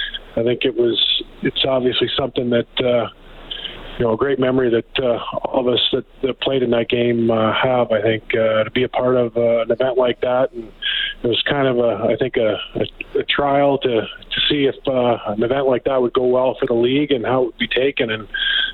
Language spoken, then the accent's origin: English; Calgary, Alberta, Canada; I grew up in Calgary.